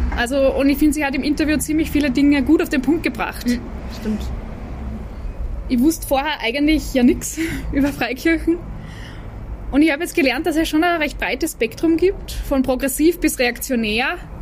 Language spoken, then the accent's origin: German; Vienna, Austria; bei uns in Wien